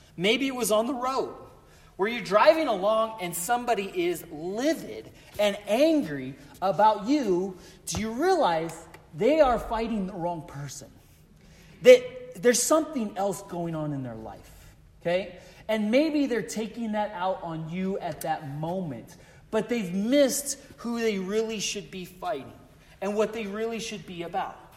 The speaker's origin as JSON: {"language": "English", "region": "Colorado", "country": "United States", "tie": "born or raised there", "said": "I grew up in Colorado"}